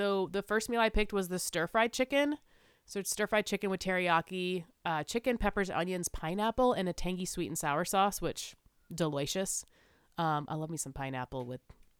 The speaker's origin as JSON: {"language": "English", "region": "South Carolina", "country": "United States", "said": "I'm from South Carolina."}